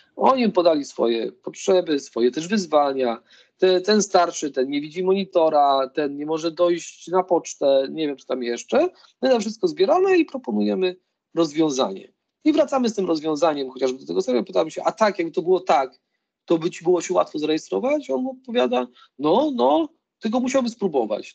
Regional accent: Lublin, Lublin Voivodeship, Poland; Ja pochodzę w ogóle z, z Lublina

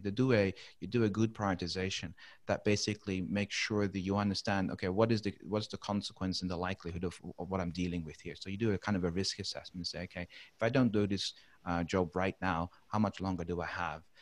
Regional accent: Netherlands; English is a second language; moved away as an adult; also born or lived in United Kingdom / Philippines / Middle East; now in Brisbane, Australia; I'm not a native uh, English speaker, so I actually grew up and, and originated from from the Netherlands.

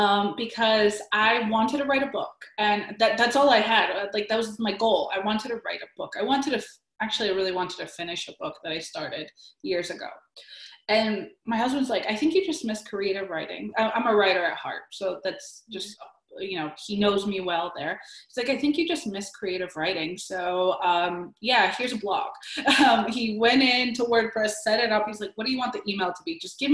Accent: New Britain, Connecticut, United States; But I really come from New Britain, Connecticut. I'm from the Polish community in New Britain, Connecticut

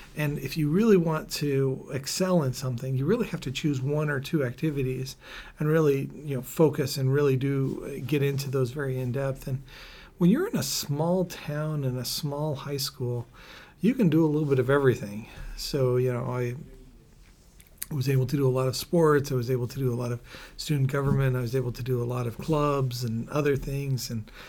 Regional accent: San Francisco, California, United States; born there; Sure. Well, I was actually born in San Francisco. My dad was attending podiatry school.

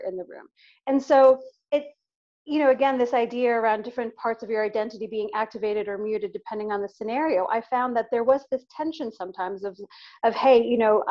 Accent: New York, United States; as a New Yorker, I was, you know, literally I was a senior at university, finishing my last year at university in New York

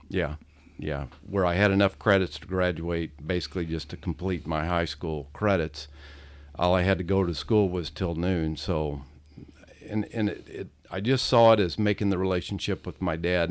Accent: South Roxana, Illinois, United States; we grew up in South Roxana

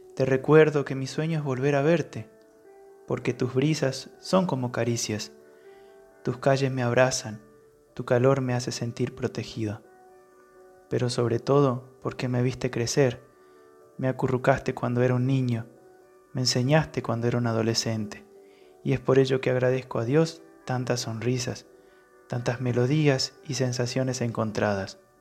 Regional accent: Las Breñas, Chaco, Argentina; moved away; un lugar muy perdido aquí dentro de la provincia del Chaco. Es el pueblo donde yo nací

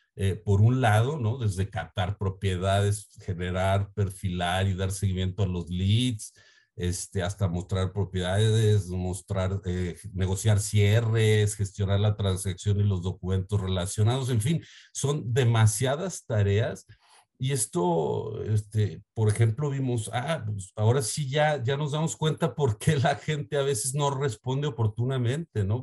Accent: Mexico; also born or lived in Guadalajara, Jalisco; soy de México

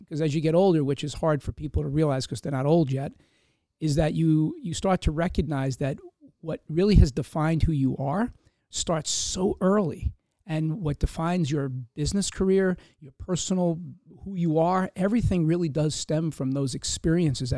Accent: Hempstead, New York, United States; I grew up in Hempstead, Long Island

